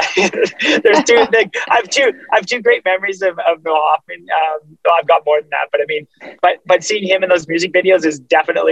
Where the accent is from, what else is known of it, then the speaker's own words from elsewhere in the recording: Canada; me being Canadian